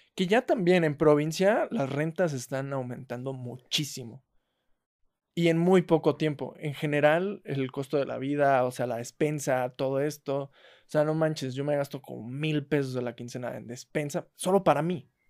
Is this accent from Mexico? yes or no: yes; La Huasteca, Mexico; now in Mexico City, Mexico; yo soy orgullosamente huasteco